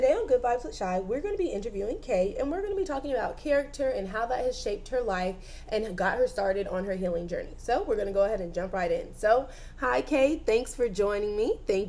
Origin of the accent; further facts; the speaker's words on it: Panama City, Panama; born there; I always would say, well, I was born in Panama City, but I'm from all over.